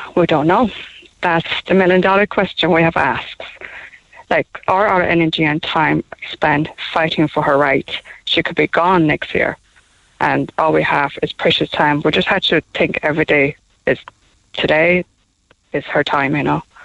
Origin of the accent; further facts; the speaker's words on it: Taiwan; now in Cork, Ireland; we're from Taiwan. Oh, I'm from Taiwan